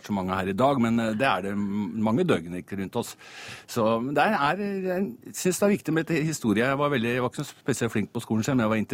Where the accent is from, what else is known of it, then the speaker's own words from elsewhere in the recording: Eidsvoll, Akershus, Norway; Jeg kom fra Eidsvoll, så jeg tenkte 1814 spørsmål om, om eh, Eidsvoll var vel litt mye.